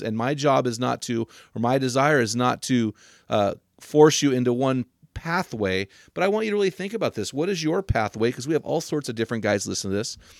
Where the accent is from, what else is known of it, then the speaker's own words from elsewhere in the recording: United States; I, as an American